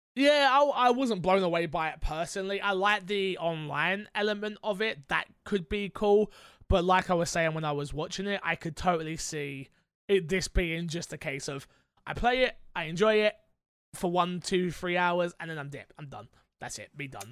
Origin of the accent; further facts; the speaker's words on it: London, United Kingdom; as a Londoner